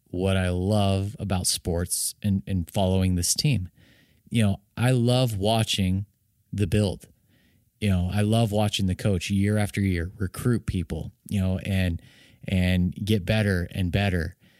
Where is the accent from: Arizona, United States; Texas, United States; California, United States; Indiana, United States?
Arizona, United States; I'm from Arizona, love all the teams